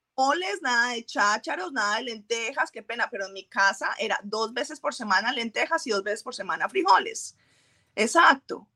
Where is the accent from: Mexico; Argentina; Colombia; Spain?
Colombia; moved away; nací en Colombia, fui, fui criada de una forma específica